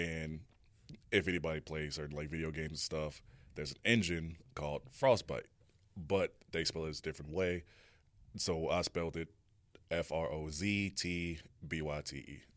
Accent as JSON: {"language": "English", "town": "Chicago", "region": "Illinois", "country": "United States", "tie": "born or raised there", "also_born_or_lived": "Garden City, Kansas", "moved": "yes", "said": "I'm originally from Chicago, you know, born"}